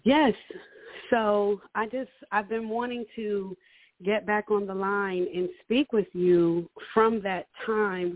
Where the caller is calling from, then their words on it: Houston, Texas, United States; I am calling from Houston, Texas